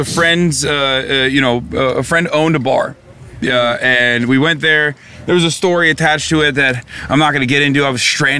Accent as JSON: {"language": "English", "country": "United States", "said": "being American"}